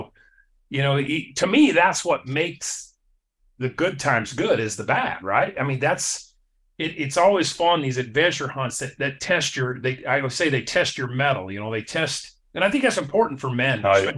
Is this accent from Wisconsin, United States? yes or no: no; Wyoming, United States; also born or lived in Alaska; And I grew up in Wyoming, and I killed my first elk. I went to live in Alaska for 8 years. So, and then I came back